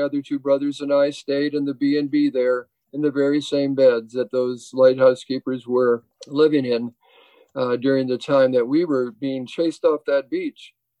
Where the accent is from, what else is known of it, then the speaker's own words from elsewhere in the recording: Stevens Point, Wisconsin, United States; also born or lived in Glacier Bay, Alaska; now in Whidbey Island, United States; And I was born in Stevens Point, Wisconsin, where the extent of water was the Wisconsin River and a few lakes.